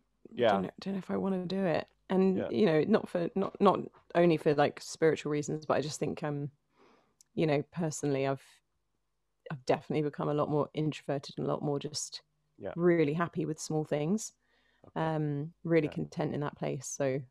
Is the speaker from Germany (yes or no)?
no; Finchley, London, United Kingdom; So I'm a Londoner through and through, born and raised in North London.